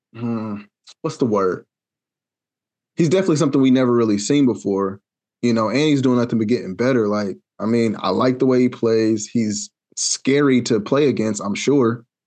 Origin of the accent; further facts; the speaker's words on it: Wichita, Kansas, United States; I'm from Wichita